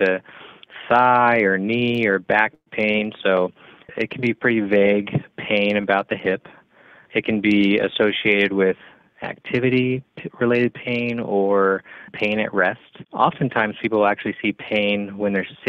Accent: Bakersfield, California, United States; moved away as an adult; also born or lived in Los Angeles, United States / Bay Area, United States; I'm originally from Bakersfield, California

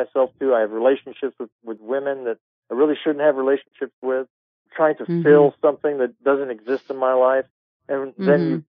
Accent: Edinburgh, Scotland, United Kingdom; I come from Edinburgh, Scotland

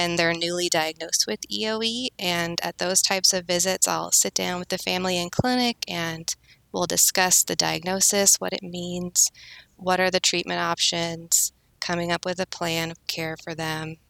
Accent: Arizona, United States; moved away as an adult; also born or lived in Kansas; now in Kansas City, United States; I'm originally from Arizona, and I moved to Kansas in college

